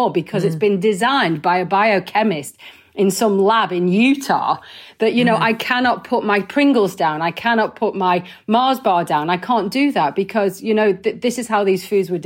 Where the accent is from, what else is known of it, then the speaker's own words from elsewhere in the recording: Wigan, North West England, United Kingdom; I'm from Wigan. I eat pies. Bloody hell. You know, that's how I was raised